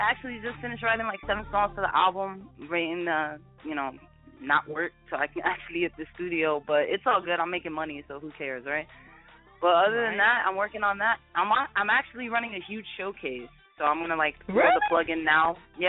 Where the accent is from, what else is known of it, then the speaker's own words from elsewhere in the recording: Jersey City, New Jersey, United States; I'm from Jersey City, New Jersey.